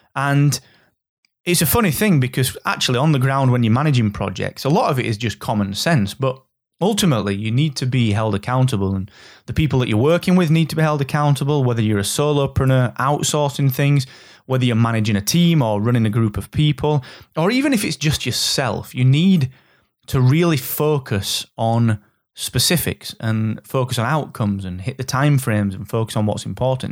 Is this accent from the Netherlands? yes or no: no; Yorkshire and the Humber, United Kingdom; I'm from Yorkshire